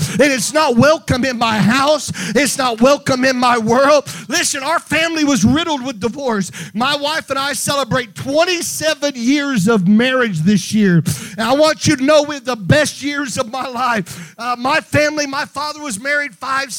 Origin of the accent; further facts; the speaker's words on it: Meridian, Mississippi, United States; when I was a kid, I grew up in Meridian, Mississippi